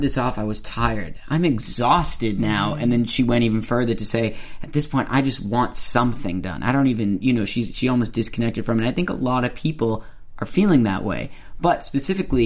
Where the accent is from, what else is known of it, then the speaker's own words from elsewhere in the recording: Boston, Massachusetts, United States; accent: Boston; my Boston accent